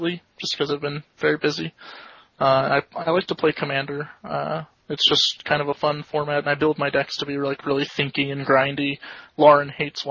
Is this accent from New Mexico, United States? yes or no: no; Florida, United States; moved away; I come from Florida originally